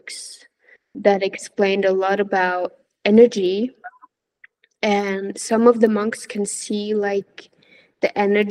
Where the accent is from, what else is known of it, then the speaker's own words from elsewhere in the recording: Norway; moved away as an adult; living in my hometown, which is in Norway.